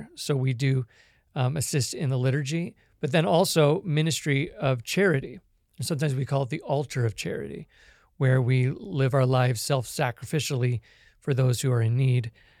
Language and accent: English; Hong Kong; moved away as an adult; also born or lived in Canada / California, United States; now in Kansas, United States; I was born in Canada, but I was raised in Hong Kong and went to college and graduate school in California, and now I live in Kansas.